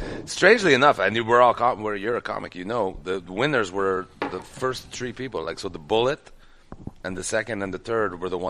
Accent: Montreal, Quebec, Canada; I went to high school in NDG. I went to Loyola High School.

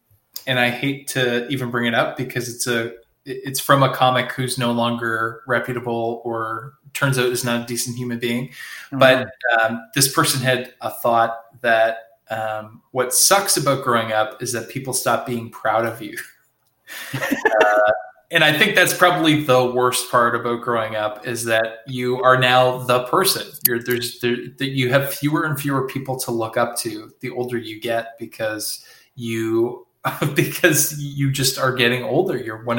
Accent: Nova Scotia, Canada; cause I'm from Nova Scotia and we had these mini pizzas.

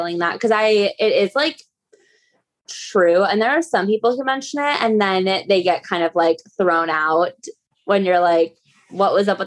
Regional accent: outside Chicago, Illinois, United States; now in New York, United States; I'm like from the Midwest, but I'm from like outside Chicago

